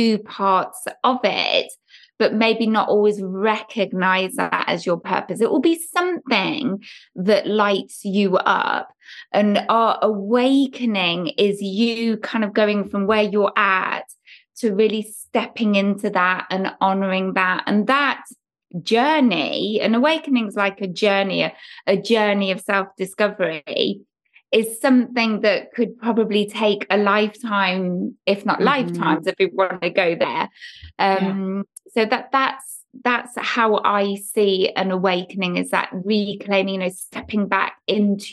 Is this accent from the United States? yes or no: no; England, United Kingdom; growing up in England in the 70s and 80s